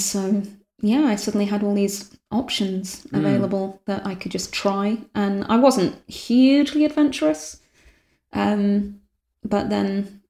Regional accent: North West England, United Kingdom; born or raised there

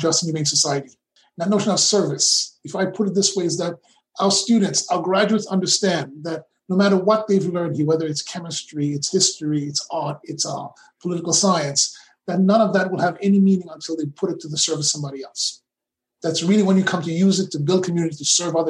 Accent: Brooklyn, New York, United States; I grew up in Brooklyn

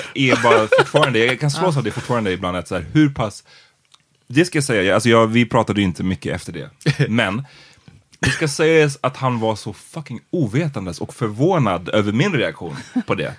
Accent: Stockholm, Stockholm County, Sweden; vi är från Farsta båda två

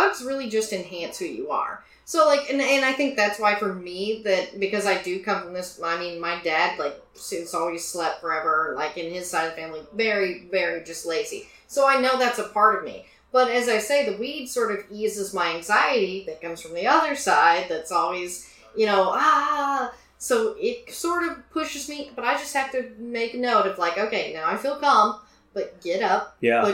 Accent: Tyler, Texas, United States; moved away as an adult; growing up in Texas

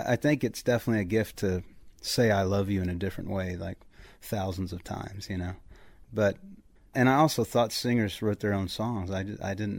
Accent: Central Texas, United States; I am from Texas. I grew up in Central Texas, about an hour northeast of Austin, Texas, so right in the middle

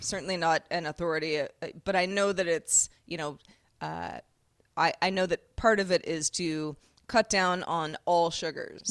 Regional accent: Sebastopol, California, United States; growing up in Sebastopol, California, Apple capital of the U S

